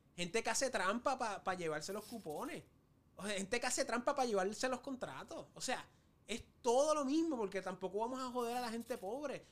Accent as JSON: {"language": "Spanish", "country": "Puerto Rico", "said": "como puertorriqueño"}